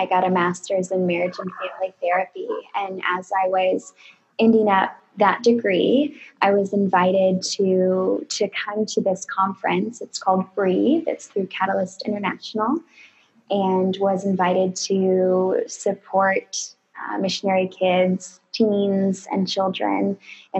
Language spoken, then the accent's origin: English; California, United States; I am originally from California